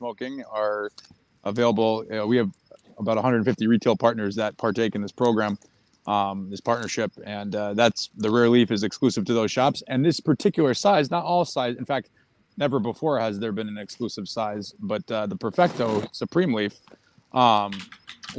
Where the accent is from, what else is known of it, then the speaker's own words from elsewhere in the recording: Massachusetts, United States; moved away; I grew up in Mass. It's been a long. I haven't been there in 20 years, but I grew up there.